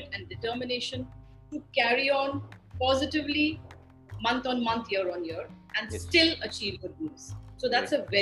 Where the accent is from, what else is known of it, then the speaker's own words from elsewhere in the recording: Delhi, India; moved away as an adult; also born or lived in Hyderabad; now in Goa, India; Living in Goa, which I am now, even though I'm basically from Delhi, and prior to this, I lived in Hyderabad for many, many, many decades